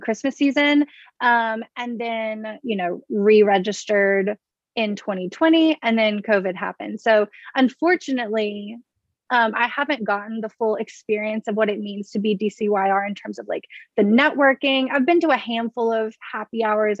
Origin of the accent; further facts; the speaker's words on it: Baton Rouge, Louisiana, United States; moved away as an adult; now in Washington, D.C., United States; I'm from Baton Rouge, Louisiana. So, down south